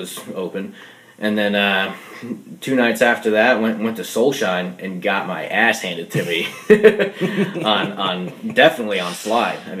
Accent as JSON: {"language": "English", "region": "New Jersey", "country": "United States", "moved": "as an adult", "lives_now": "Nashville, United States", "said": "I'm from New Jersey"}